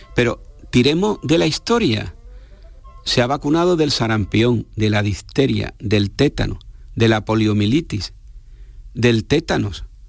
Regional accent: Spain; Somos españoles

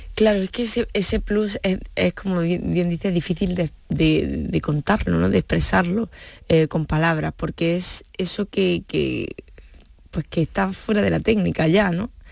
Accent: Granada, Andalusia, Spain; yo como granaína o como andaluza

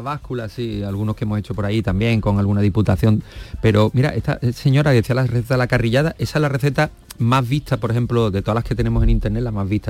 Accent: Seville, Andalusia, Spain; also born or lived in Málaga; yo nací en Sevilla

